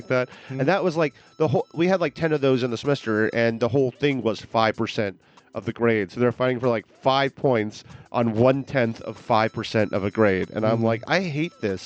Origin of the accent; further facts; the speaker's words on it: New York, United States; moved away as an adult; When I moved here from New York, where I grew up about 6 years ago